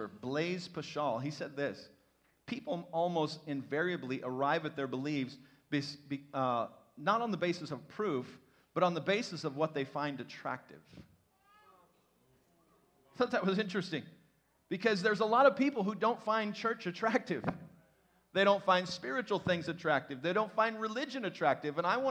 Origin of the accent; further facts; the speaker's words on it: Midwest, United States; I was raised in the Midwest.